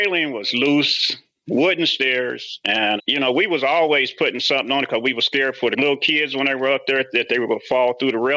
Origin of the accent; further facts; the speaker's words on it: Indianapolis, Indiana, United States; moved away as an adult; also born or lived in Elkhart, Indiana; I grew up in Indianapolis, went to George Washington High School